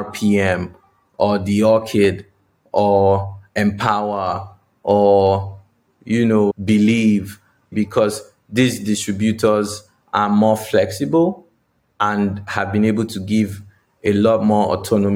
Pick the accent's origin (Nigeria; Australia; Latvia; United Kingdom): Nigeria; moved away; I'm from Nigeria